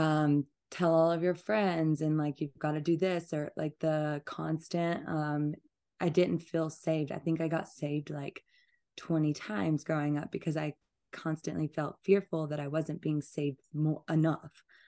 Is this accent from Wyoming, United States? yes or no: no; Georgia, United States; also born or lived in Atlanta, Georgia; I'm from, like, a very small town, and I grew up on a farm in Georgia